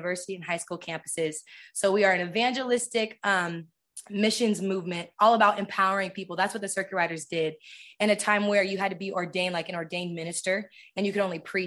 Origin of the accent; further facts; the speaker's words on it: San Diego, California, United States; I'm from San Diego.